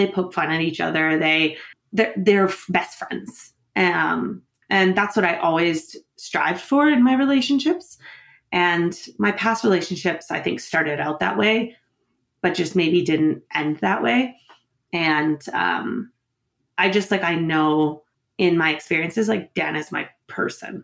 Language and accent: English; New Brunswick, Canada; moved away; also born or lived in Ontario; I was born in Ontario. So I grew up there in New Brunswick